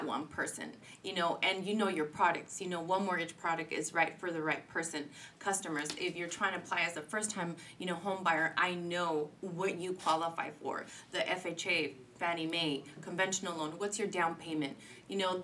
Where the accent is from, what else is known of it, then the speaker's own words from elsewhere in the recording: Santa Ana, California, United States; I grew up in Santa Ana, and I'm still sticking to my Santa Ana grounds